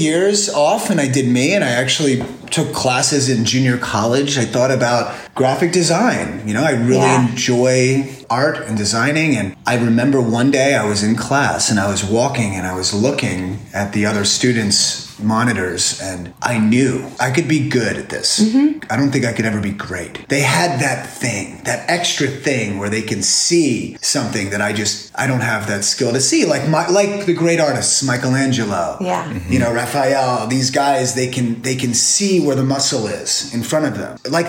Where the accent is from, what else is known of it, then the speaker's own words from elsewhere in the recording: New Jersey, United States; moved away as an adult; also born or lived in Florida; now in California, United States; I am from Florida. I was born in Florida, raised in New Jersey, hopscotched up and down the East Coast.